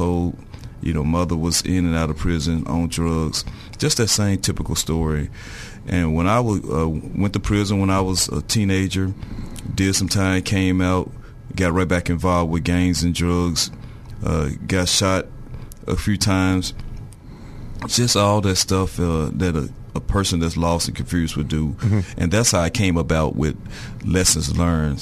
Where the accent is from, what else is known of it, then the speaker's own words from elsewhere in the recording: Little Rock, Arkansas, United States; I'm from Little Rock, Arkansas. I was born and raised.